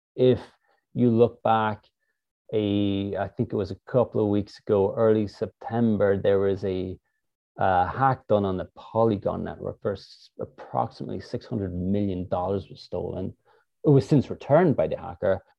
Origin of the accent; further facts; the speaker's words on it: Ireland; moved away as an adult; also born or lived in San Jose, United States; now in United States; I'm originally from Ireland